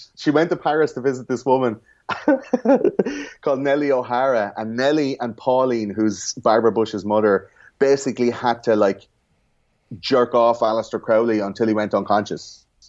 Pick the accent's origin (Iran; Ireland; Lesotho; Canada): Ireland; in Ireland we have fluoride in the water